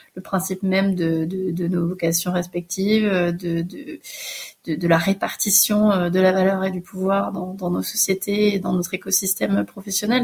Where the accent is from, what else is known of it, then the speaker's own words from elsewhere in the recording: France; accent: French; mon accent français